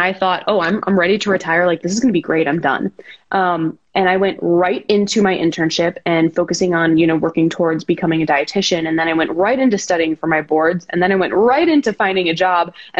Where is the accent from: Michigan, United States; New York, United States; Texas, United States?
Michigan, United States; Detroit; also born or lived in Columbus, Ohio; now in Las Vegas, United States; I was actually born in Detroit